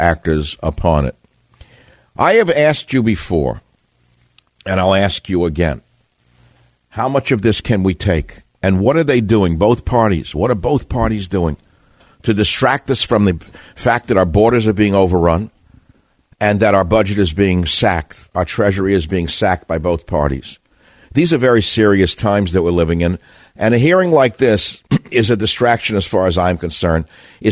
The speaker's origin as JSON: {"language": "English", "region": "New York", "country": "United States", "tie": "born or raised there", "said": "I grew up in New York."}